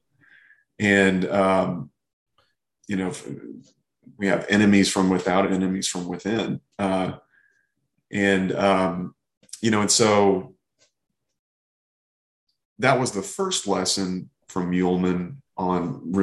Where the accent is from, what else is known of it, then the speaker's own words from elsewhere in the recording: Arkansas, United States; now in Texas, United States; I'm from Arkansas